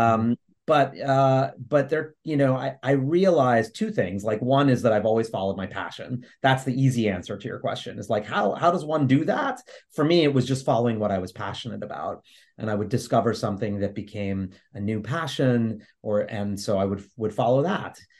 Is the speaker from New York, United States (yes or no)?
yes; New York City, New York, United States; I grew up in New York City in the Lower East Side